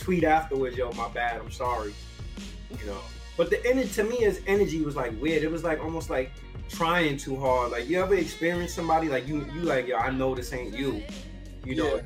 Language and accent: English; New York City, New York, United States; me being a person from the Bronx